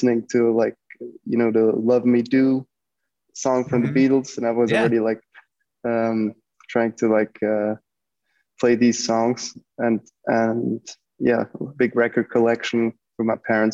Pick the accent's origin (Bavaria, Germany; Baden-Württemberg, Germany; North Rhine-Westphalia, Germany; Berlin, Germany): Baden-Württemberg, Germany; Stuttgart; I was born and raised in Stuttgart, in Germany.